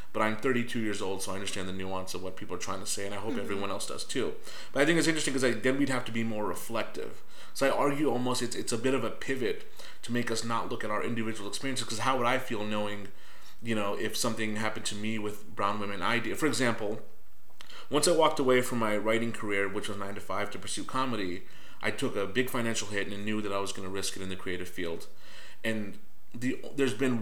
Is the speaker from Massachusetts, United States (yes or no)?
no; Northern Virginia, United States; My home Commonwealth, Virginia. Mm. I'm from Northern Virginia